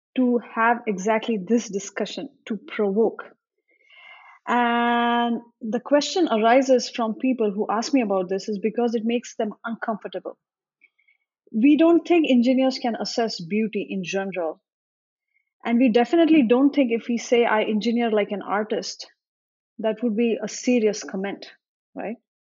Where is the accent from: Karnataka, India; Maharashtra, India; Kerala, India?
Maharashtra, India; Pune; moved away; also born or lived in Silicon Valley; I grew up in India